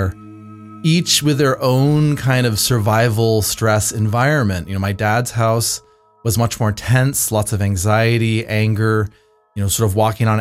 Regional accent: Bay Area, California, United States; now in Vancouver, Canada; I grew up in the Bay Area.

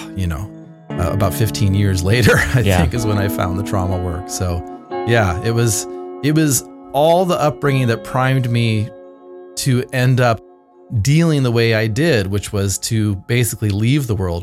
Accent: Bay Area, California, United States; now in Vancouver, Canada; I grew up in the Bay Area.

